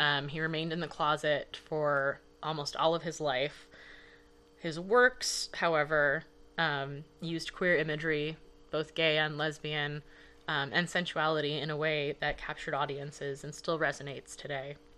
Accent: Los Angeles, California, United States; moved away; also born or lived in Canada; I grew up in Los Angeles, and I danced there for ten years

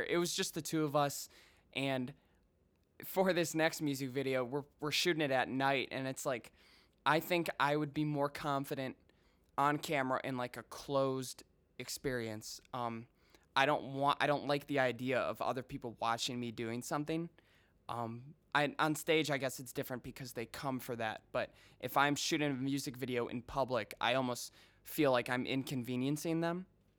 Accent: Colorado, United States; born there; I was born in Colorado

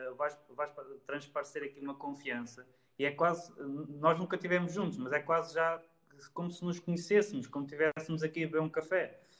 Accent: Leiria, Leiria District, Portugal; Ou seja, se calhar já há pessoas que nos acompanham que não sabiam, não sabiam que, que éramos de Leiria.

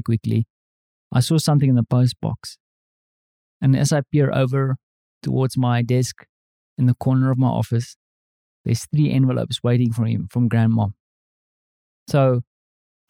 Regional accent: South Africa; now in Europe; as a South African, I'm used to living in houses with thick walls.

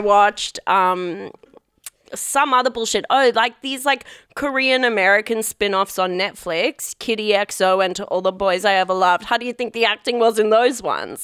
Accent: Perth, Western Australia, Australia; I grew up in Perth

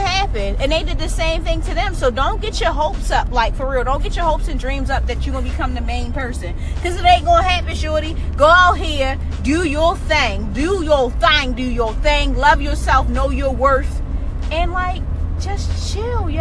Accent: Baltimore, Maryland, United States; I'm from Baltimore

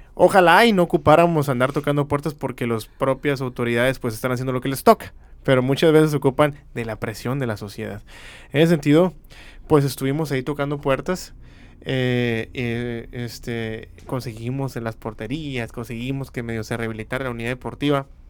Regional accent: Mexicali, Baja California, Mexico; soy de aquí, de Mexicali

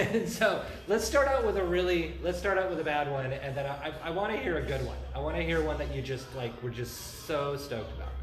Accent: Central Washington, United States; I grew up in Central Washington

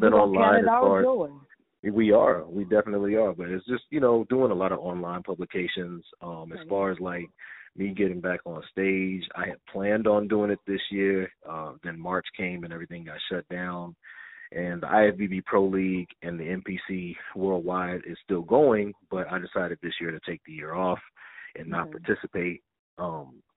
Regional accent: Denton, Texas, United States; moved away; I'm a young little black kid from Denton, Texas

